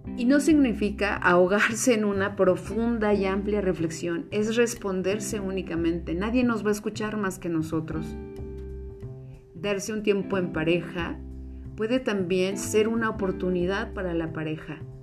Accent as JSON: {"language": "Spanish", "country": "Mexico", "said": "en una cultura como la mexicana, donde partimos de familias que le llamamos muéganos"}